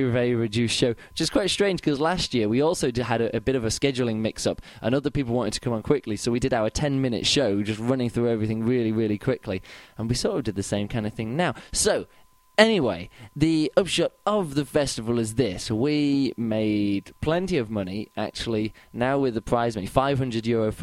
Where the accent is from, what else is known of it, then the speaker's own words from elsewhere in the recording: England, United Kingdom; now in Berlin, Germany; I'm from England. I now live in Berlin.